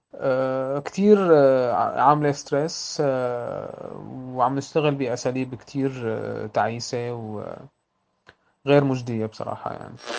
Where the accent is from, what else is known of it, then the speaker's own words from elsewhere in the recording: Syria; أنا كسوري